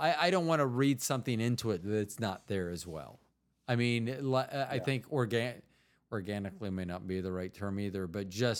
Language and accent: English; Florida, United States; moved away; also born or lived in Midwest; I'm originally from Florida.